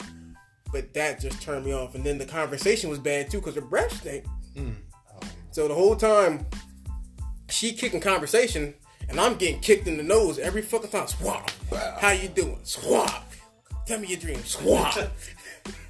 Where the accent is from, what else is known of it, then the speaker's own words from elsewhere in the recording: the South, United States; I'm from the South.